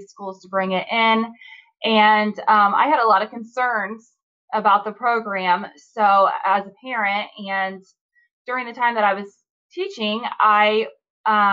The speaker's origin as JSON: {"language": "English", "region": "Indiana", "country": "United States", "said": "I'm from Indiana"}